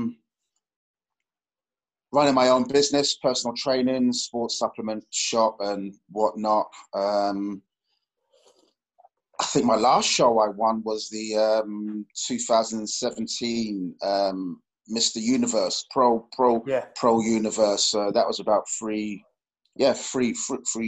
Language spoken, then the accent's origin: English; London, United Kingdom; I grew up in West London, Ladbroke Grove, Harrow Road, Kilburn, Edgware Road